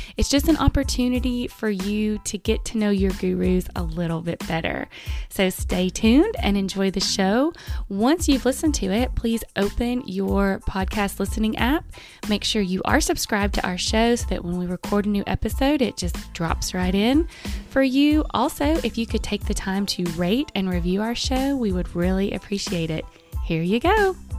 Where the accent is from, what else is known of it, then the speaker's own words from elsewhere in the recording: Manchester, Tennessee, United States; now in Murfreesboro, United States; I was raised in a small town called Manchester, and when I was growing up in Manchester